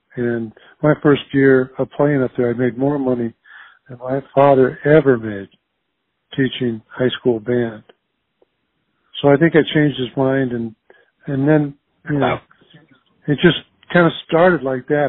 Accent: Earlham and Jefferson, Iowa, United States; moved away as an adult; also born or lived in Des Moines, Iowa; I was born in Des Moines and raised uh, in Earlham, and Jefferson, Iowa, small little farming communities

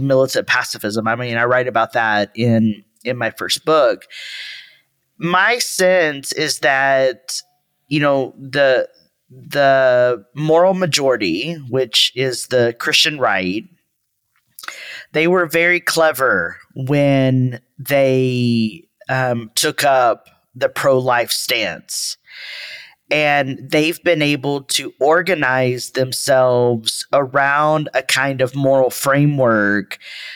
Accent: Texas, United States; I'm from Texas.

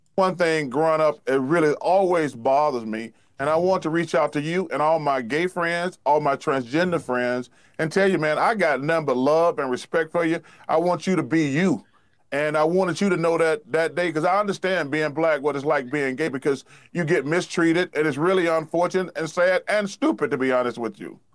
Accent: Alabama, United States; I'm almost sixty years old, and I grew up in Alabama

